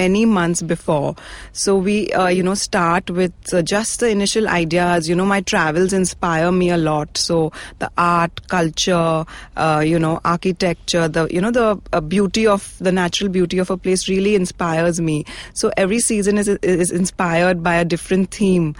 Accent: Mumbai, Maharashtra, India; I've been born and brought up in Bombay.

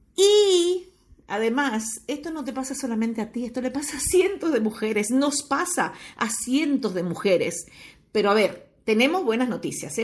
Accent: Uruguay; moved away; Estoy viviendo ahora eh, nuevamente en mi país natal, en Uruguay eh, precisamente estoy en Piriápolis

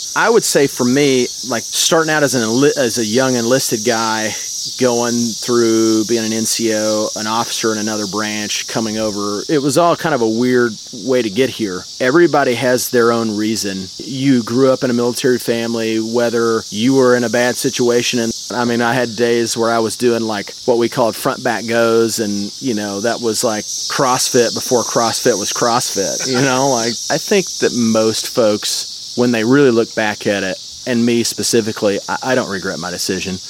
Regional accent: Jonesboro, Arkansas, United States; up in Northeast Arkansas, about an hour and hour and a half away from Memphis uh, to the northwest, a little town called Jonesboro.

